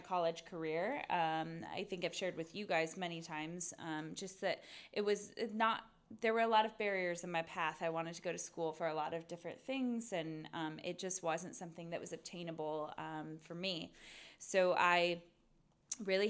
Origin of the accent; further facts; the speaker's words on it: Pacific Northwest, United States; I'm originally from the Pacific Northwest